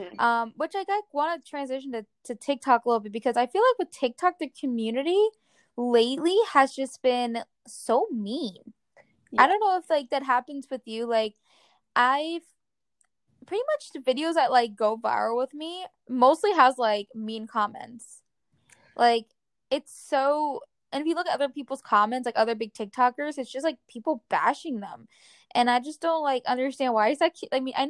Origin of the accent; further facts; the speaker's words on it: New Jersey, United States; I'm from Jersey, and you know, we have like a potty mouth and stuff, and I'm very like straightforward and aggressive and such.